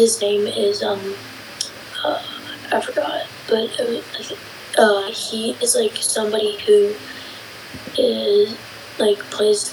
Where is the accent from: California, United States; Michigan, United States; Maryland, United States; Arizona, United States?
Arizona, United States; also born or lived in Overland Park, Kansas